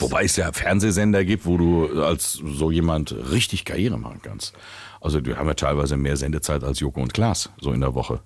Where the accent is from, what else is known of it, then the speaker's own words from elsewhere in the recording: Willingen, Hesse, Germany; ich bin ja in Willingen groß geworden. Äh, mhm. Schön im Sauerland